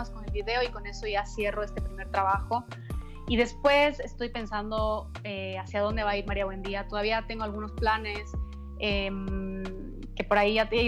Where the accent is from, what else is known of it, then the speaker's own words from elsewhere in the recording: Quito, Pichincha, Ecuador; yo soy de la capital, soy de Quito, pero tengo una casa en la playa, en, Santa Elena, es una península al, al sur, suroeste de, de Ecuador